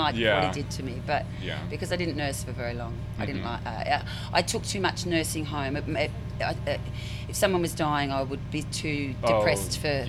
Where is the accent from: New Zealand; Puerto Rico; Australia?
Australia; Okay. Well, I'm from Australia. … from Australia.